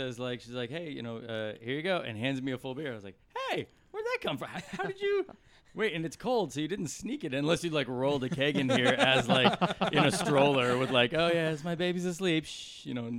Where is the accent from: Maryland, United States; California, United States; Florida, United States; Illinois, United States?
California, United States; San Luis Obispo; I did not grow up in Los Angeles, but I am from California. What area did you grow up in? I am from San Luis Obispo, which is 200 miles or so north.